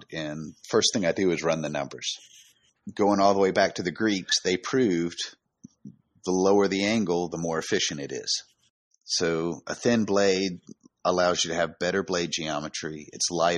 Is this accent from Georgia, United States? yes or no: yes; North Georgia, United States; I grew up running around the North Georgia woods